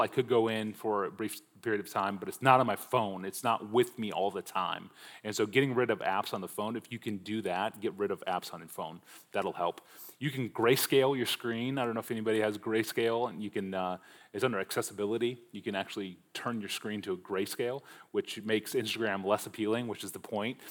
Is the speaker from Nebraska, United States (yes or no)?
yes; Omaha, Nebraska, United States; I grew up in Omaha, Nebraska